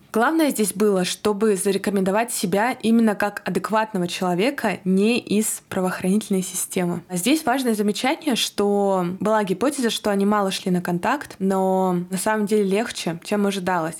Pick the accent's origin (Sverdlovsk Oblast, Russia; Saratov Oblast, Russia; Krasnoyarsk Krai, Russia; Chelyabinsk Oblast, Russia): Sverdlovsk Oblast, Russia; Yekaterinburg; из города Екатеринбурга. Это мой родной город